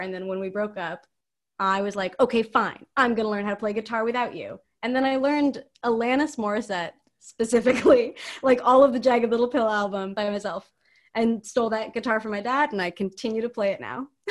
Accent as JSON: {"language": "English", "town": "San Mateo", "region": "California", "country": "United States", "said": "I'm from San Mateo"}